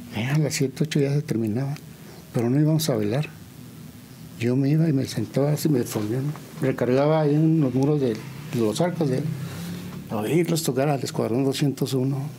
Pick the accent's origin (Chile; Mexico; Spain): Mexico; San Juan del Río, Querétaro; soy de aquí de San Juan del Río. Eh, nací en el año del 55 y viví ahí en la calle de Vicente Arriba Palacio pues, toda mi infancia